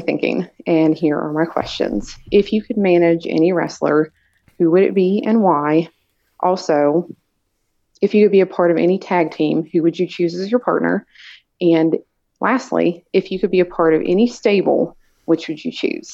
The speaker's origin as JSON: {"language": "English", "town": "Hoquiam", "region": "Washington", "country": "United States", "said": "I'm from Hoquim"}